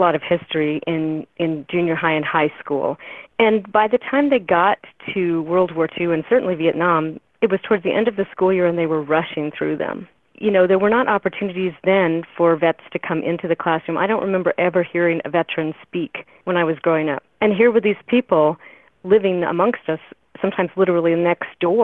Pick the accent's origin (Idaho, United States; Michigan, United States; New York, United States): Idaho, United States; Boise; I was born and raised in Boise, Idaho